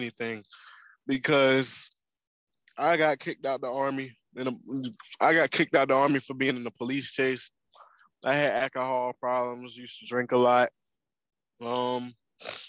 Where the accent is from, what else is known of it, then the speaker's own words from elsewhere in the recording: North Carolina, United States; moved away as an adult; also born or lived in Kansas; I'm from North Carolina, but I've been out of North Carolina for 5 years in Kansas